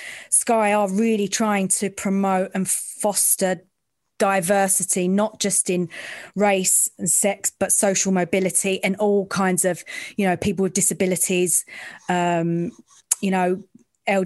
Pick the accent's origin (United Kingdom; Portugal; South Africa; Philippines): United Kingdom; London; I'm from the East End